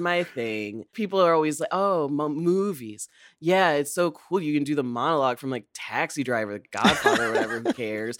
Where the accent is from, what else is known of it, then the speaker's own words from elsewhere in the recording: Illinois, United States; moved away as an adult; also born or lived in East Coast; I grew up in Illinois and went to school on the East Coast